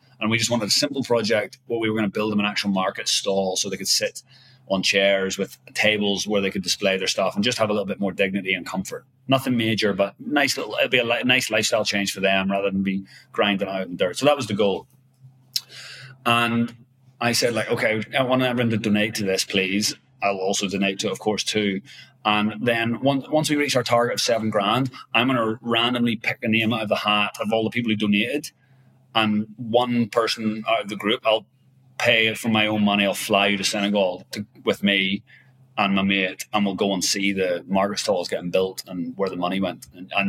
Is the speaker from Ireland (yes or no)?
yes; Ireland; You know, I'm Irish, obviously, but I've been living in Asia for 15 years.